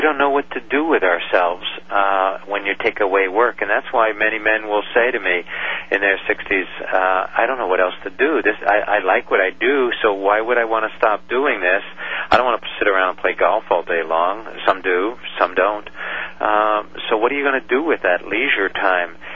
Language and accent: English; New York, United States; when my dad would go off to work in New York, uh, we grew up in New York